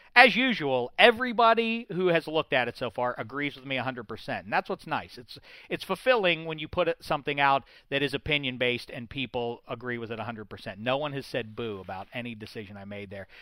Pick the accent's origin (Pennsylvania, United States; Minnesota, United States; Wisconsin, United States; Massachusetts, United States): Pennsylvania, United States; Pittsburgh; as a kid growing up in Pittsburgh, PA